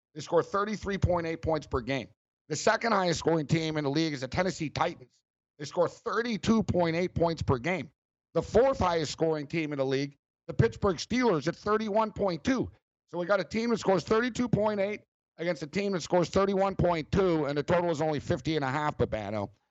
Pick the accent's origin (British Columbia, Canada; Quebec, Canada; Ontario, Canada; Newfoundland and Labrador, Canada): Quebec, Canada; Montreal; we're both from Montreal and uh, me and Captain Kirk went to the same high school.